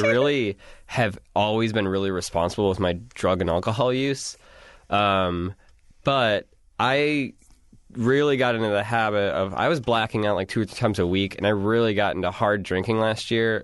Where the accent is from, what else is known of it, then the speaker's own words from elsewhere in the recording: Wisconsin, United States; I'm from Wisconsin